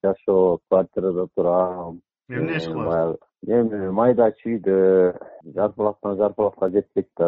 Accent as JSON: {"language": "Kyrgyz", "town": "Saruu", "region": "Issyk-Kul Region", "country": "Kyrgyzstan", "tie": "born or raised there", "moved": "yes", "lives_now": "Bishkek, Kyrgyzstan", "said": "өзүм жети өгүз арыл деген айылдан болом ошол жакта туулуп өскөм"}